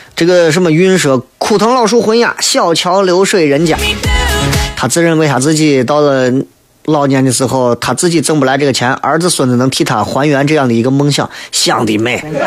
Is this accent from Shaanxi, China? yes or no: yes; Shaanxi, China; 作为一个陕西人